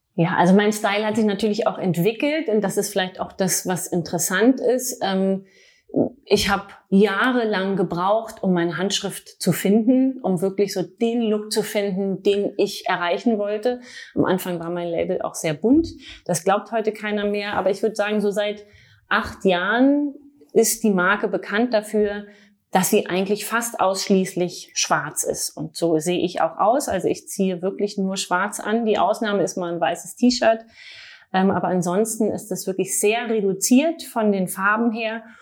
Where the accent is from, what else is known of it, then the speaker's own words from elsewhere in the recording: Berlin, Germany; also born or lived in Paris; Ich bin in Berlin geboren, habe auch in Berlin Modedesign studiert